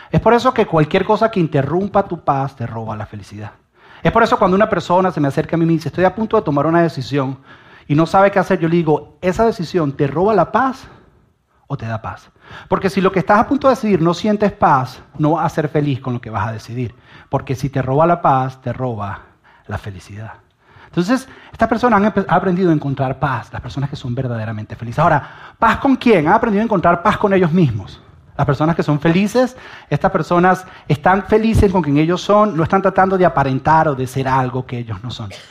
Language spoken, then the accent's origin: Spanish; Venezuela; yo soy venezolano y yo estoy orgulloso de ser venezolano